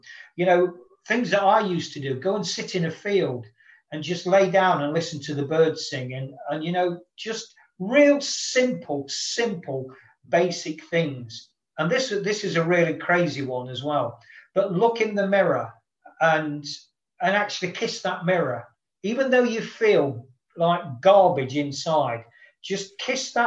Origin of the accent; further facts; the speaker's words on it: United Kingdom; as a Brit